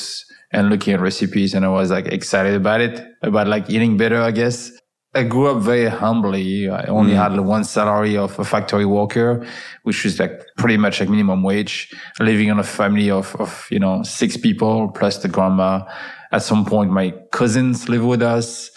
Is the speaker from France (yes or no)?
yes; France; moved away; also born or lived in Paris; I was driving from my hometown to Paris, which was about like an hour and a half drive back and forth